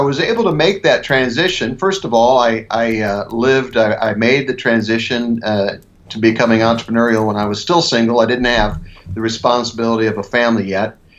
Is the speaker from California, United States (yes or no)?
no; Ohio, United States; moved away as an adult; also born or lived in Milwaukee, Wisconsin / Philadelphia, Pennsylvania; now in Denver, United States; I grew up in the Midwest. I grew up on a farm, a cattle farm and crop farm in Ohio